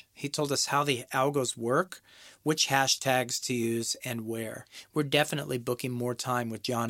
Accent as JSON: {"language": "English", "country": "United States", "moved": "yes", "lives_now": "Scandinavia", "said": "I'm an American music producer living in Scandinavia."}